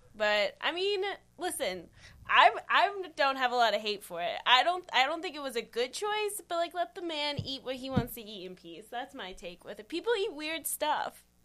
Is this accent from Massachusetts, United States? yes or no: no; Pittsburgh, Pennsylvania, United States; moved away as an adult; also born or lived in Dallas / California; now in Charlotte, United States; I am also from Pittsburgh